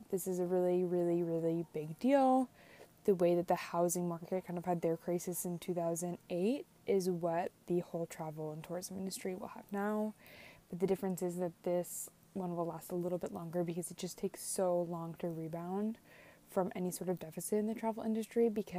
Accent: Florida, United States; Like, I came from Florida, and I mean, this was the most humid I've ever been

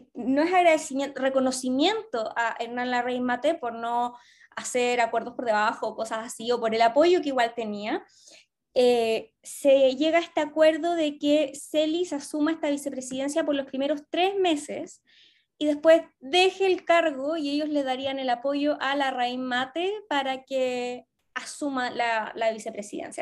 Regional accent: Chillán, Ñuble, Chile; now in Santiago, Chile; yo soy de Chillán, pero vivo en Santiago

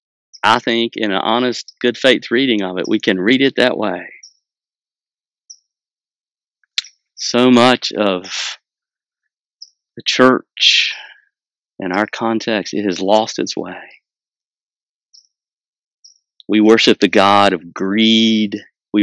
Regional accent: United States; I'm from Wilkes County

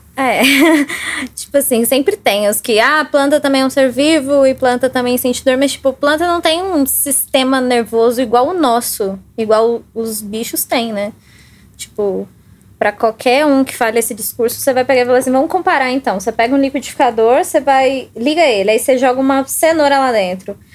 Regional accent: Baependi, Minas Gerais, Brazil; moved away as an adult; now in Belo Horizonte, Brazil; eu sou do sul de Minas. É, moro em BH tem uns 4 anos, 5 anos mais ou menos. Sou de Baipendi

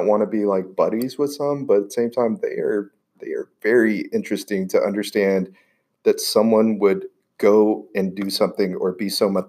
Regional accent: Houston, Texas, United States; I grew up in Houston.

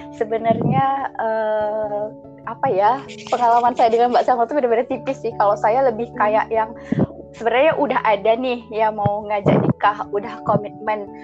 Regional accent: Aceh, Indonesia; saya berasal dari Aceh

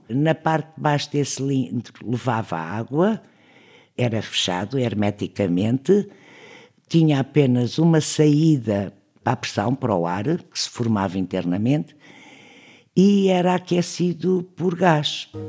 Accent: Trás-os-Montes, Portugal; born there; nasci em Trás Montes em 1939, trabalhei no técnico toda a minha vida

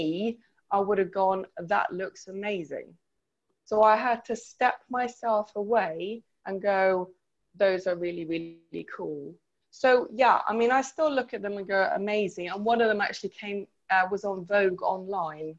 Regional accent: Sweden; moved away; I grew up in Sweden

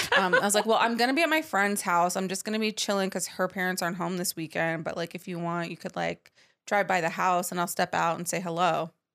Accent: United States; also born or lived in Dallas, Texas / Los Angeles, California; I grew up in Dallas and in Los Angeles

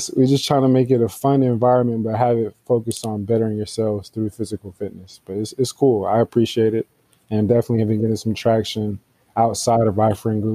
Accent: Atlanta, Georgia, United States; I'm from Atlanta.

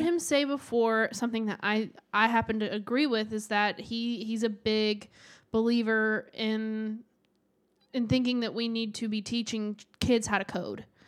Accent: the South, United States; I grew up in the South

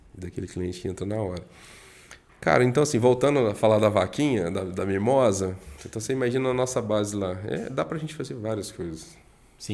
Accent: Juiz de Fora, Minas Gerais, Brazil; moved away; eu sou da roça, sou do interior, né, sou de Minas

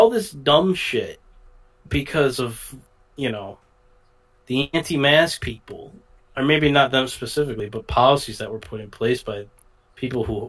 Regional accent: United States; as an American

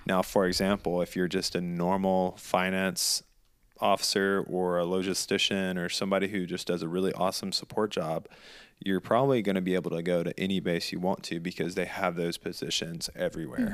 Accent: the South, United States; moved away; we grew up in the South

